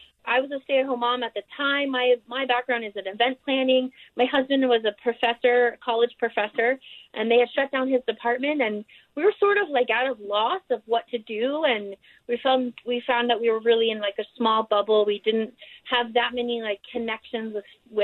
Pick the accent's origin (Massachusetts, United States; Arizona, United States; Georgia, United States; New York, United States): New York, United States; also born or lived in Austin, Texas; now in Kanab, United States; we're originally from New York, and my husband's from Louisville, Kentucky. And then we spent a lot of our years also in Texas, me in Austin